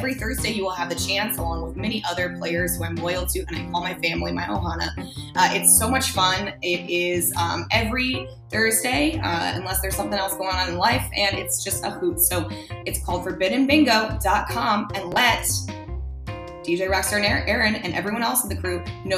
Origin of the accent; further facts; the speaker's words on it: Denver, Colorado, United States; also born or lived in Minnesota; While I am from Denver, which a lot of people do know, mostly, I mean, I was born in Minnesota and I moved around.